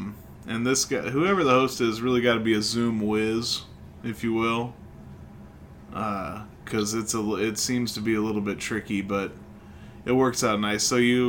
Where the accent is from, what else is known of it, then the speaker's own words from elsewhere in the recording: Illinois, United States; So they're from Kentucky, we're from Illinois, we don't know shit about Colorado